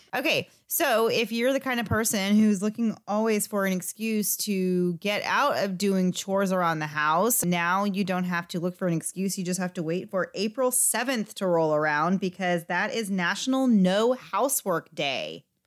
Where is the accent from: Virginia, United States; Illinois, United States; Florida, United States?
Florida, United States; we are from Florida